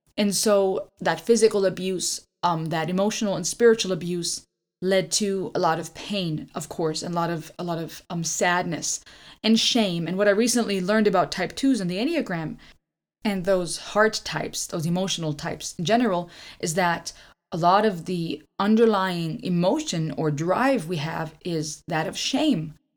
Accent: Karlsruhe, Baden-Württemberg, Germany; moved away as an adult; now in Georgia, United States; we grew up in Germany, our life was fairly average

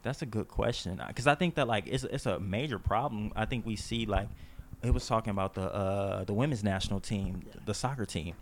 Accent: Las Vegas, Nevada, United States; I'm from Vegas. That's my home. That's my stomping ground

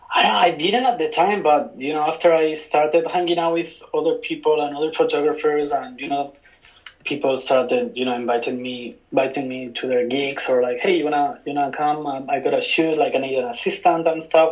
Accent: Spain; moved away as an adult; also born or lived in London; now in Tokyo, Japan; I'm from Spain. I'm uh, from a small hometown, well, not so small, but like mid-sized city in between Madrid and Barcelona. And uh, you know, I spent there like 25 years

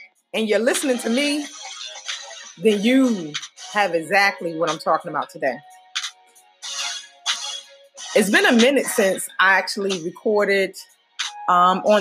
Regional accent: Newark, New Jersey, United States; moved away as an adult; I just returned home after 12 days spent with family and friends in my hometown of Newark, New Jersey

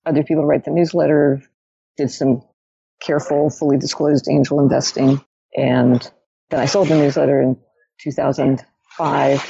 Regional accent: New York, United States; also born or lived in Zurich, Switzerland; I'm a New Yorker

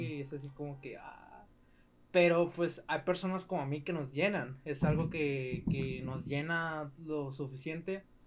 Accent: Ciudad Juárez, Chihuahua, Mexico; Soy de Ciudad Juárez.

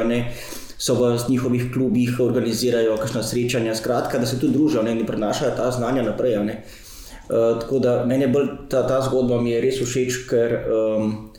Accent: Slovenia

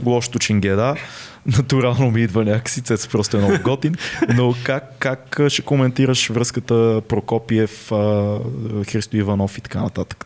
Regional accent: Bulgaria; нас като българи

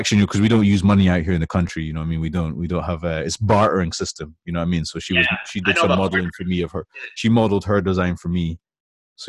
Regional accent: Aberdeenshire, Scotland, United Kingdom; moved away; I'm from the country, but I've always been like I grew up around here in Aberdeenshire, like so outside.

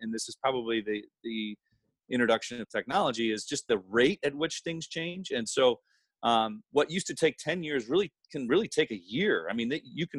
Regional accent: Barrington, Illinois, United States; moved away as an adult; now in Seattle, United States; I grew up in the Chicago suburbs, town called Barrington, Illinois.

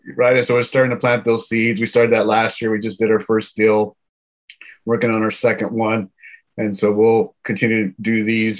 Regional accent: Houston, Texas, United States; now in Silicon Valley, United States; my hometown is Houston, born and raised

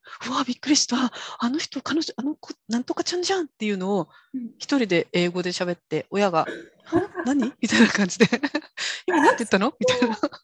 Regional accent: Kyushu, Japan; born or raised there; accent: Kyushu dialect; first language Japanese; moved away as an adult; also born or lived in Tokyo / Germany

